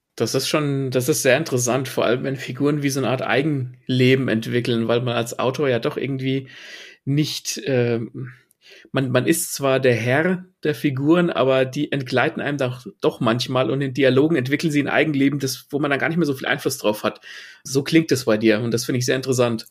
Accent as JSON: {"language": "German", "country": "Germany", "said": "bei uns in Deutschland"}